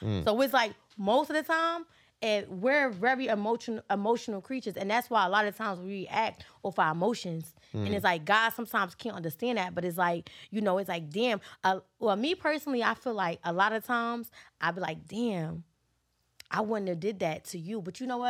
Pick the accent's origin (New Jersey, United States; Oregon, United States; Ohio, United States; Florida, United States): New Jersey, United States; I'm from Jersey